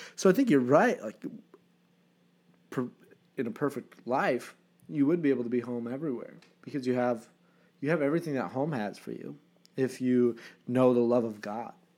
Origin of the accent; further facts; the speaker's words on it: Vermont, United States; moved away; I'm at home, Vermont, on the farm